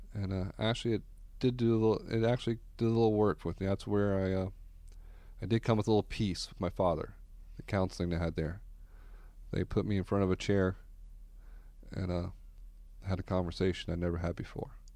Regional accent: Orlando, Florida, United States; I grew up here in Orlando, the Doctor Phillips area

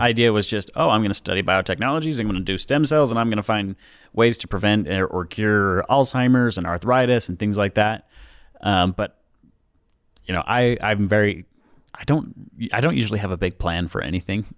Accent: Pleasant Grove, Utah, United States; I'm from Utah, uh, Pleasant Grove

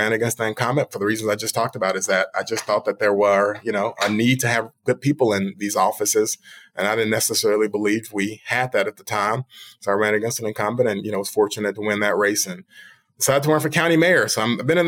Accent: Memphis, Tennessee, United States; I'm from Memphis, and so I love this community

